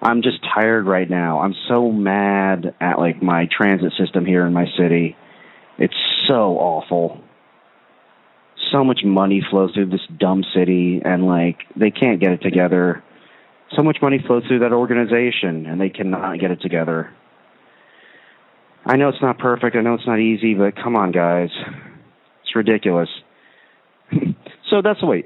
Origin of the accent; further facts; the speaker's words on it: United States; I'm of Indian descent, but I was born and raised in America